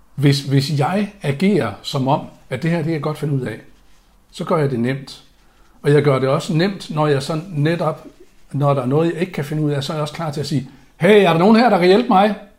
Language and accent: Danish; Aalborg, North Denmark Region, Denmark; moved away; jeg er opvokset i Aalborg